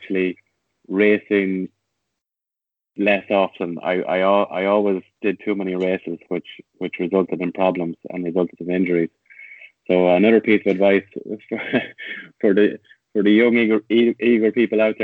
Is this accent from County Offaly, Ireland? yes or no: yes; Tullamore, County Offaly, Ireland; moved away; also born or lived in Rathfarnham; I'm from Tullamore, so I've always had that affection for my hometown club